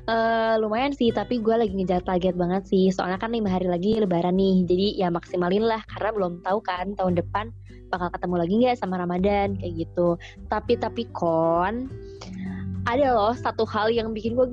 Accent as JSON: {"language": "Indonesian", "region": "Java", "country": "Indonesia", "said": "Oh iya sih gue juga orang Jawa jadi agak kebayang sih."}